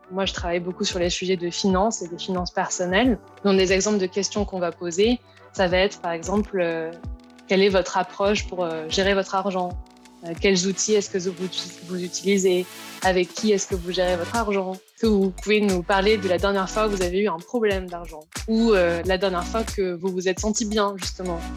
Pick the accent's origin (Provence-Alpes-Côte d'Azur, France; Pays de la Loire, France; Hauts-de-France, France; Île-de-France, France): Provence-Alpes-Côte d'Azur, France; Aix-en-Provence; now in London, United Kingdom; Ouais, bah, du coup, je viens d'Aix-en-Provence, dans le sud de la France. Et euh, donc, comme on disait, j'habite maintenant à Londres depuis 5 ans.